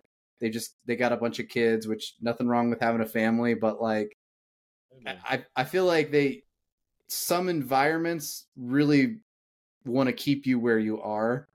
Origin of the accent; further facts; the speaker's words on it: Indiana, United States; moved away as an adult; now in Atlanta, United States; I grew up in Indiana